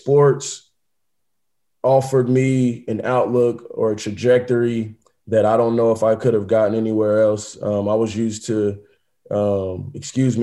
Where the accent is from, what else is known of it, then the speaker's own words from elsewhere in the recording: Indianapolis, Indiana, United States; I'm from Indianapolis, Indiana. I grew up with both parents in the household